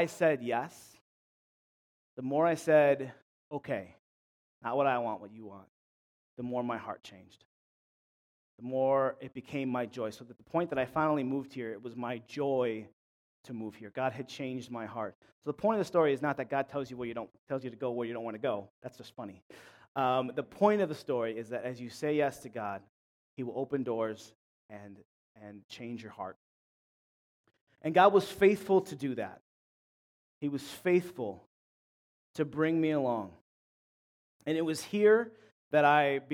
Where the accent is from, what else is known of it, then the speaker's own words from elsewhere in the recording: Clarence, New York, United States; I'm from Buffalo, from Clarence, more specifically, suburbs.